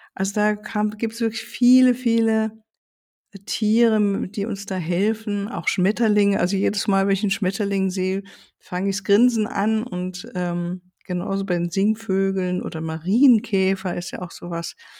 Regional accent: Germany; hier bei uns in Deutschland

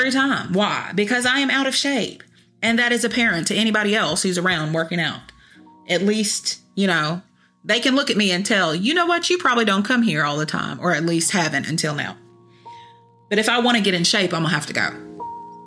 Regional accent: Kentucky, United States; I'm from Kentucky

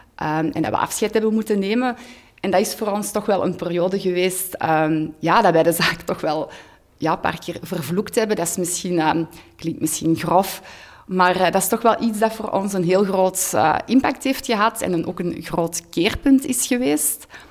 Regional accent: Hoogstraten, Flanders, Belgium; moved away as an adult; also born or lived in Antwerp; Ik ben van Hoogstraat afkomstig, maar wij woonden tien jaar in Antwerpen

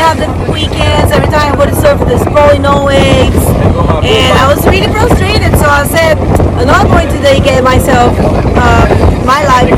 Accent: Venezuela; also born or lived in Panama / United States; now in Chile; I was born in Venezuela, learned to surf there

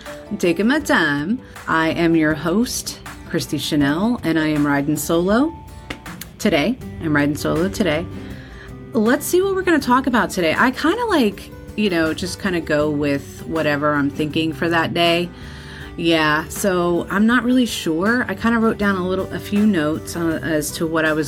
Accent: Colonia, New Jersey, United States; also born or lived in Dallas, Texas; I was raised in New Jersey

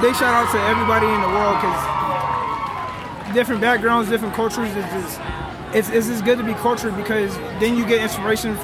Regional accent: Memphis, Tennessee, United States; also born or lived in Mississippi; now in Kingman, United States; I'm originally from Memphis, Tennessee, originally

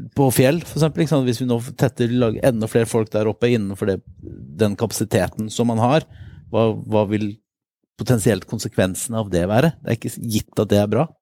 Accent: Vadsø, Finnmark, Norway; moved away as an adult; also born or lived in Oslo; Jeg er egentlig fra Vadsø i Finnmark

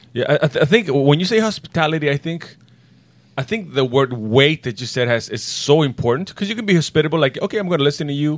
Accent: Bolivia; I was born in Bolivia

